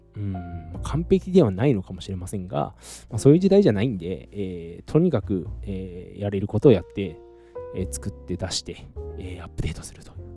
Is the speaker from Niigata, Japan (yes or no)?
no; Saitama, Japan; moved away as an adult; now in Taiwan; 埼玉の実家